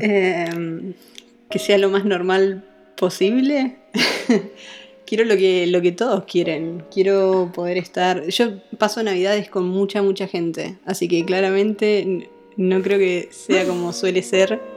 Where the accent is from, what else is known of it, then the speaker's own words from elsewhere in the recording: Rosario, Santa Fe, Argentina; also born or lived in Córdoba, Argentina; now in United States; yo soy rosarina y pasé siete años en Córdoba